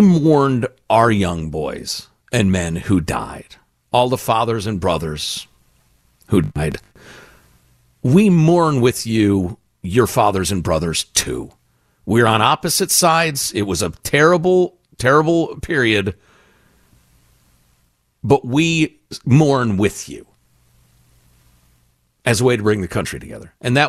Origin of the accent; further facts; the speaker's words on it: United States; As an American